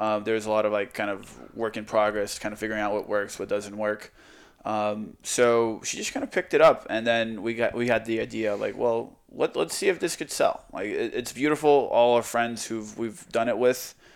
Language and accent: English; Croatia; now in Texas, United States; I'm from Croatia.